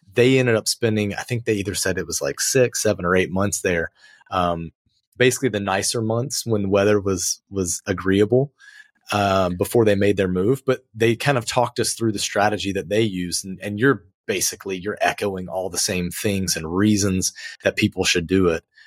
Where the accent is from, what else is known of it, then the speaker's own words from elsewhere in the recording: United States; moved away as an adult; now in Porto, Portugal; as an American